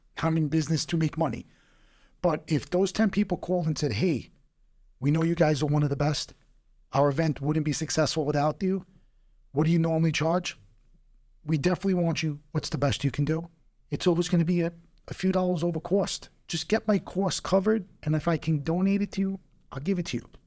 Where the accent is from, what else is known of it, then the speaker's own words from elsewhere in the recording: New York, United States; as a New Yorker and as an American